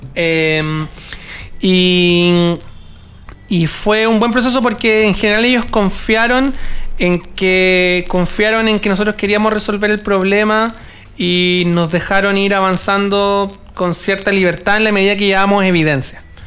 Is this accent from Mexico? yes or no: no; Chile; somos 17 millones chilenos